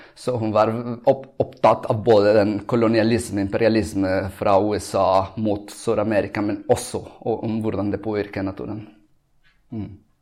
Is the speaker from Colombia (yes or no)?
yes; Colombia; Norwegian is a second language; now in Oslo, Norway; jeg kommer fra Colombia